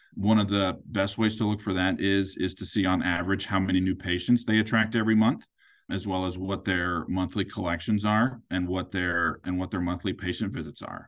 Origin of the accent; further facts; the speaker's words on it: Kansas City, Missouri, United States; I'm originally from Kansas City. I was born and raised here.